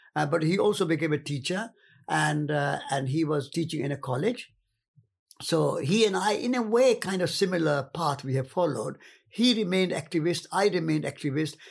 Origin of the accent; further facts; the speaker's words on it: Rajasthan, India; moved away; I came from the north. I came from Rajasthan.